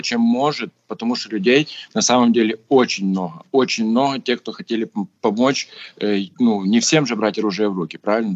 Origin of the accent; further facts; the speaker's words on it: Voznesensk, Mykolaiv Oblast, Ukraine; я вернулся уже в свой родной город Вознесенск, откуда я родом